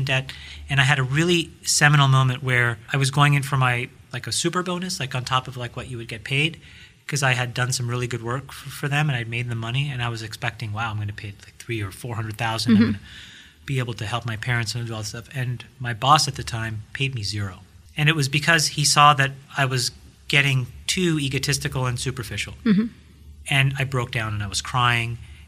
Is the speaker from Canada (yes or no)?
yes; Canada; moved away as an adult; also born or lived in Sri Lanka; now in United States; I grew up in Canada, mm-hmm. but I came down in 2000 to work for a company called Winamp